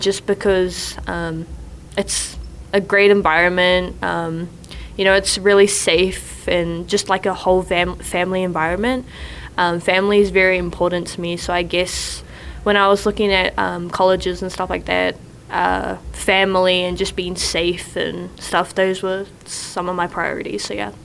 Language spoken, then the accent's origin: English; New Zealand; moved away as an adult; now in Provo, United States; I'm from New Zealand. I'm from Ngati Piro, which is the east coast of the North Island